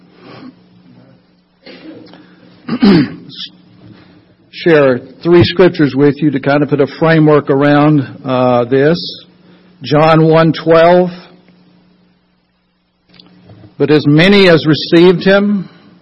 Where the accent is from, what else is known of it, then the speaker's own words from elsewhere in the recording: North Wilkesboro, North Carolina, United States; I was born in North Wilkesboro. That's North Carolina. And I am proudly mountain bred and cornbread fed. I've attended many NASCAR races at the old North Wilkesboro Speedway when I was growing up